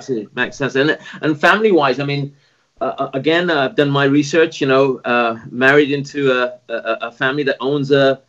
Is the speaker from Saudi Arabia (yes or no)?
yes; Saudi Arabia; I grew up in Saudi with my father, was an engineer there, and he used to run a business